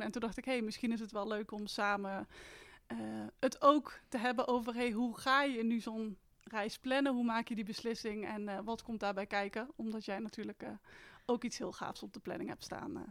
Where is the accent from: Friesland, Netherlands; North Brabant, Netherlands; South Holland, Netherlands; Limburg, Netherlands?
North Brabant, Netherlands; Etten-Leur; Ik ben 30 jaar uit Etteleur.